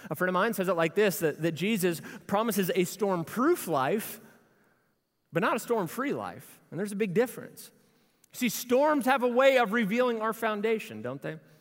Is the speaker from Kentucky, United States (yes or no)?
yes; Louisville, Kentucky, United States; We grew up in Louisville together